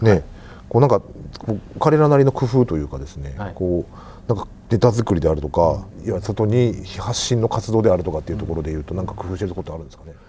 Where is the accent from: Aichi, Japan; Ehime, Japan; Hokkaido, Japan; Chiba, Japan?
Hokkaido, Japan; moved away as an adult; now in Kansai, Japan; 僕北海道の出身でですね関西に来たのは29歳の時なんですけども